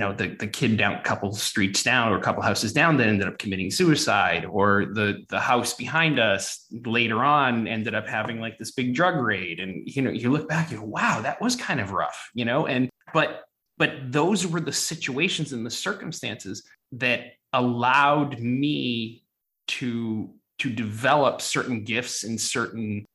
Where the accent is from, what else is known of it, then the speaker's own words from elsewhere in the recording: Brockton, Massachusetts, United States; growing up in Boston or south of Boston in a town called Brockton